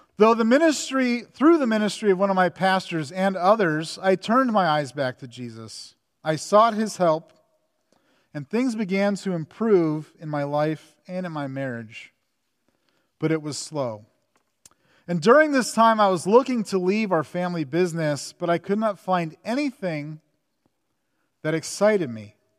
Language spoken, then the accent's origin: English; Southern California, United States; I grew up in Southern California